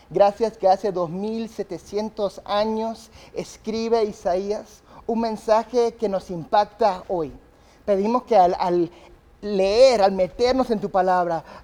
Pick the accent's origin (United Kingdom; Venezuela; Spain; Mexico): United Kingdom; England; born there; yo nací en Inglaterra. Mis padres eran misioneros de Inglaterra, mis padres son tan ingleses eh, que si me cortas no hay sangre, hay té, ¿verdad?